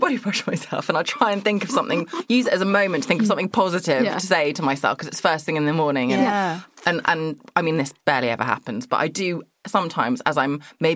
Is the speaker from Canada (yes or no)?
no; Surrey, South East England, United Kingdom; I'm from Surrey, which is just Greater London